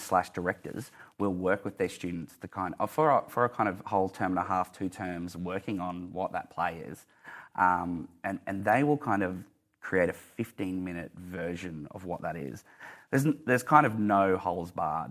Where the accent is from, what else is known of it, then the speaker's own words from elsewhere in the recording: Mount Isa, Queensland, Australia; moved away; I'm from Mount Isa